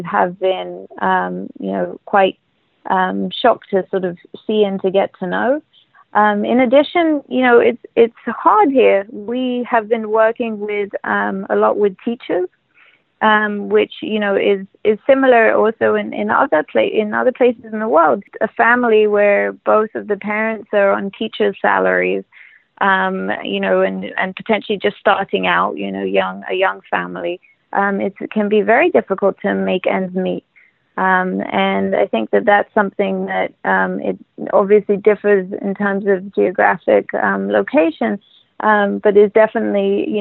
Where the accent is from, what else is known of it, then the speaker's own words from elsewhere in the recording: London, United Kingdom; also born or lived in Los Angeles; now in Israel; I grew up in London